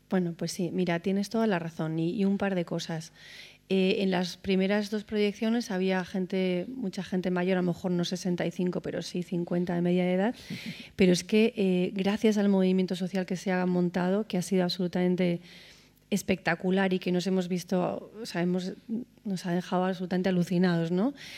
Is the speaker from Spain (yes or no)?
yes; Spain; como española